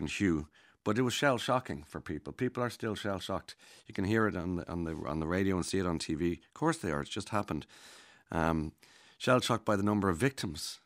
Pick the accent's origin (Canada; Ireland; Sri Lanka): Ireland; as Irish people